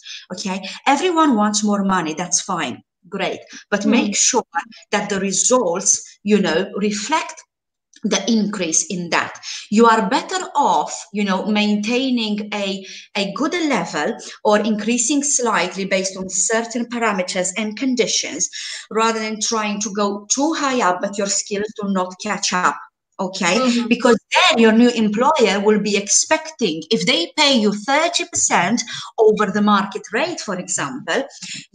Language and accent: English; Romania; moved away as an adult; now in Malta; Before I moved to Malta almost 7 years ago, I was interviewing in my home country, in Romania